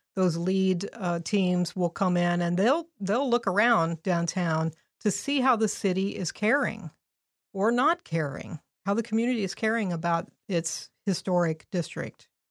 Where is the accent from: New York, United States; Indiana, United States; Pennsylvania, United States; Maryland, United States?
Indiana, United States; Indianapolis; now in Crawfordsville, United States; I'm originally from Indianapolis, grew up on the west side